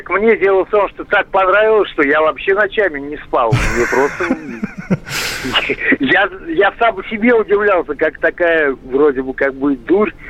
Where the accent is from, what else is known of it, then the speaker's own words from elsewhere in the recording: Moscow, Russia; я из Москвы.